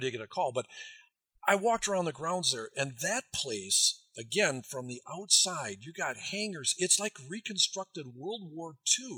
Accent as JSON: {"language": "English", "region": "Wisconsin", "country": "United States", "said": "I'm from Wisconsin"}